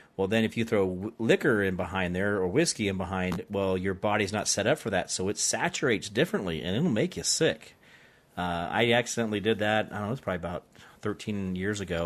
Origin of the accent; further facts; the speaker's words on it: Arizona, United States; I grew up in Arizona